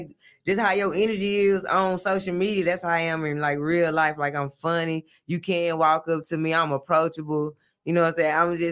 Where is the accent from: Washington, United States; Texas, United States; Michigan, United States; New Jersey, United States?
Texas, United States; Dallas; I'm from Village Oaks in Oak Cliff